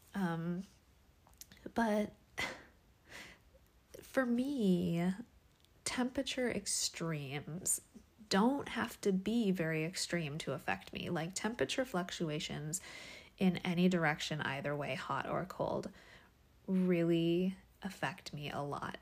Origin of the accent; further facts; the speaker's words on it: Washington, United States; now in California, United States; I grew up in Washington State in the Pacific Northwest